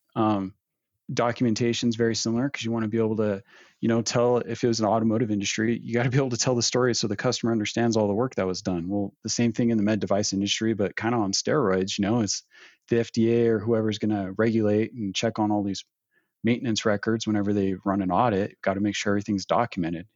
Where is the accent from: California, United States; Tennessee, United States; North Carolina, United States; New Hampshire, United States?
California, United States; Northern; moved away as an adult; now in Provo, United States; originally born and raised in Northern California